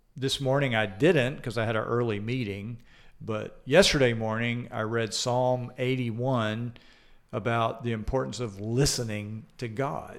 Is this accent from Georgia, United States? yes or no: yes; Atlanta, Georgia, United States; accent: Southern; now in Des Moines, United States; I grew up in Atlanta, Georgia